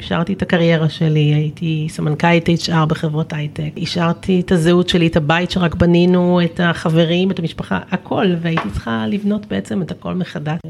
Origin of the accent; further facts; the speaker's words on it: Kvutzat Kinneret, Northern District, Israel; moved away; בקבוצת כנרת, שזה הקיבוץ שבו גדלתי